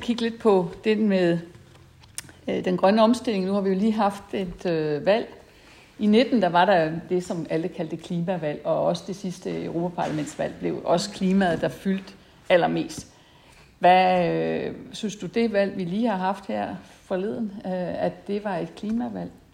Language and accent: Danish; Esbjerg, Southern Denmark, Denmark; jeg var fra Esbjerg, og fiskeriet, det fyldte faktisk